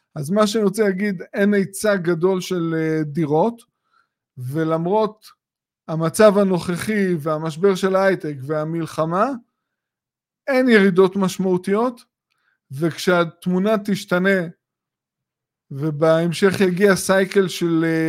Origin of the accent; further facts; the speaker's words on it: Israel; כישראלים שגרים בישראל